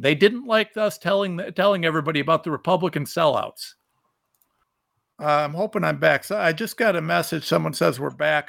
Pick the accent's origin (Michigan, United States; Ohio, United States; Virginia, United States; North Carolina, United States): Ohio, United States; I am a nobody from Ohio